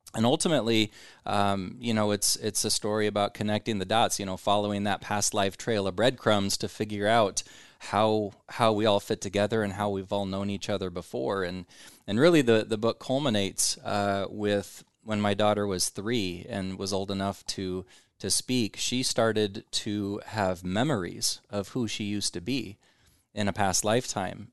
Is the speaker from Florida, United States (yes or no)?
no; Omaha, Nebraska, United States; I'm born and raised in Omaha.